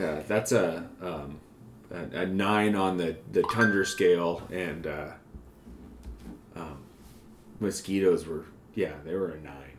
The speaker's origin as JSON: {"language": "English", "region": "Montana", "country": "United States", "tie": "born or raised there", "said": "growing up in Montana"}